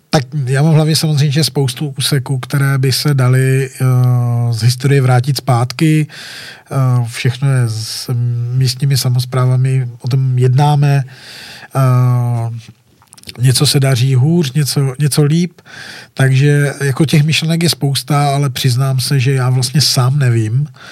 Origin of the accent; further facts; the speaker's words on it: Wallachia, Zlín Region, Czechia; já jsem malý kluk z Valeska